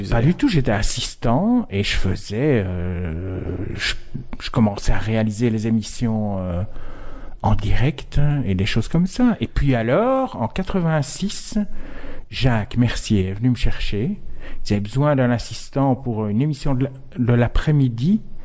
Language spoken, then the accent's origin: French; Verviers, Wallonia, Belgium; accent: Verviers; now in Brussels, Belgium; ça fait 30 ans que j'habite à Bruxelles et j'ai toujours des intonations d'accent de vervier.